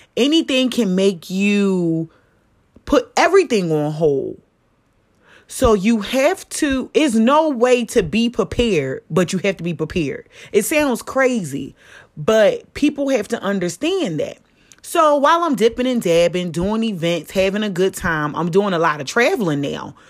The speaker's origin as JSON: {"language": "English", "town": "Philadelphia", "region": "Pennsylvania", "country": "United States", "said": "I'm from Philly"}